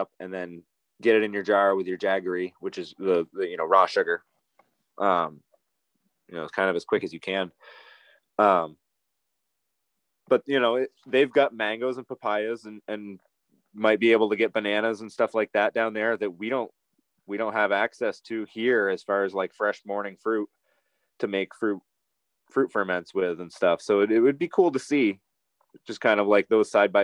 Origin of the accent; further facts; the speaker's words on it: East Coast, United States; I grew up on the East Coast